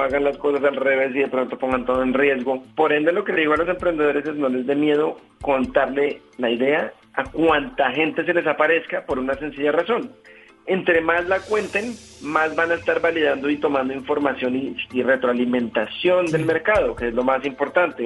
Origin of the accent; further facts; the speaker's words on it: Colombia; moved away; decidí devolverme y mudarme a Colombia